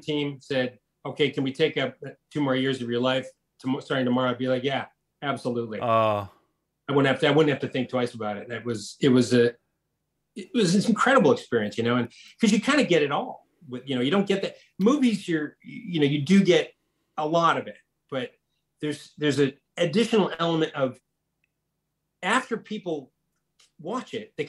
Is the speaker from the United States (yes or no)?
yes; Detroit, Michigan, United States; moved away as an adult; also born or lived in Los Angeles, United States; It's my hometown. Yeah. Detroit's my hometown.